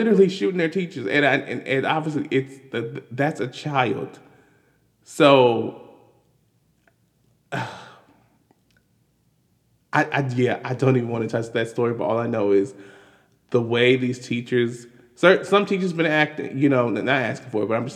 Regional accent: Maryland, United States; We're black. We're from Maryland

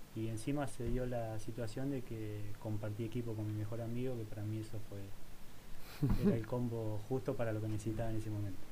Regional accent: Argentina; moved away as an adult; also born or lived in Spain; en ese momento pensé que era venir a terminar jugando en mi país porque la realidad es que yo siempre extrañé mucho mi país

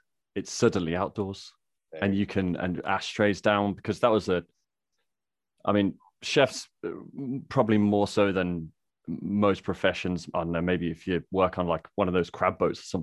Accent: Midlands, United Kingdom; accent: Midlands; also born or lived in Scotland; I don't sound like I'm from the Midlands

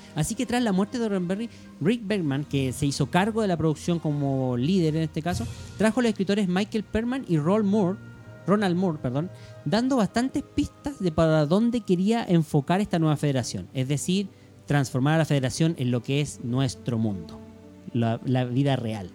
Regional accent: Chile; aquí en Chile

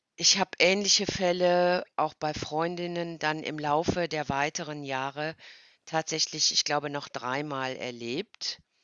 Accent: Cologne, North Rhine-Westphalia, Germany; ich komme aus Köln

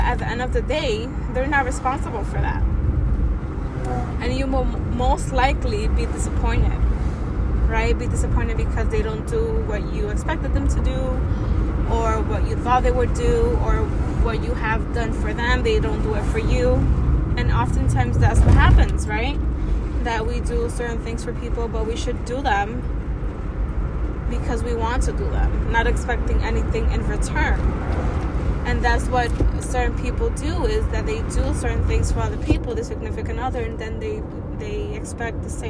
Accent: New York City, New York, United States; I'm a young, proud, first-generation Latina, born and raised in Washington Heights.

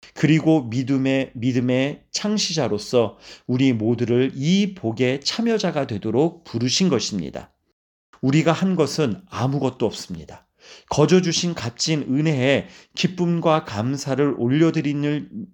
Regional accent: South Korea

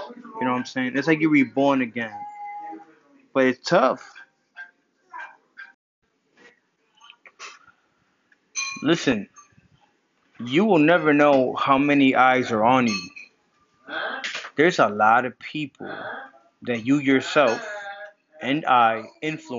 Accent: New Jersey, United States; moved away as an adult; also born or lived in New York; now in Massachusetts, United States; I moved from New Jersey to Massachusetts. I'm a Jersey boy. I'm a Jersey, New York boy.

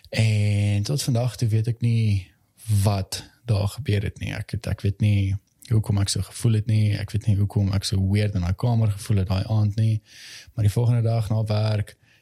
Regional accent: Valhalla, Gauteng, South Africa; ek het in Valhalla basically groot geword.

